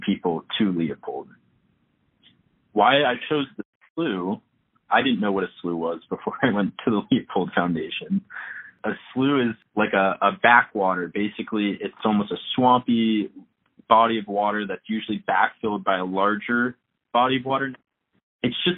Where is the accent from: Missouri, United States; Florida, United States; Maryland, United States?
Maryland, United States; Bethesda; So I grew up in Bethesda, Maryland, which is right outside Washington, D.C.